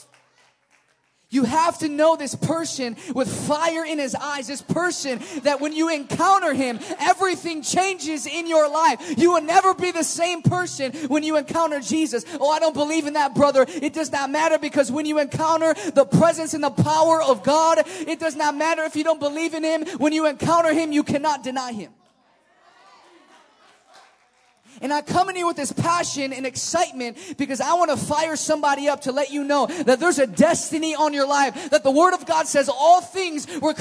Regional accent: Chicago, Illinois, United States; I'm from Chicago, about a couple hours away from here.

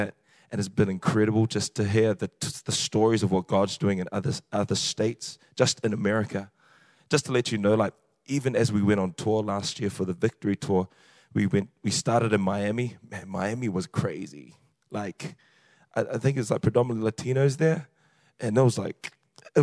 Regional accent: New Zealand; accent: New Zealand; The accent is New Zealand. I'm a Kiwi.

